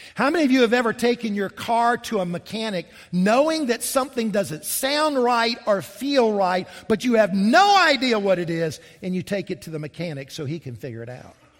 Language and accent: English; Columbia, South Carolina, United States; also born or lived in Charleston, South Carolina; I grew up here in South Carolina, and the, I grew up in Columbia.